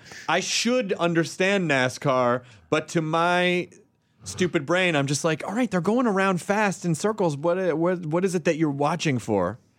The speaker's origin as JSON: {"language": "English", "town": "Memphis", "region": "Tennessee", "country": "United States", "tie": "born or raised there", "moved": "yes", "lives_now": "Los Angeles, United States", "said": "I grew up in uh, Memphis, Tennessee"}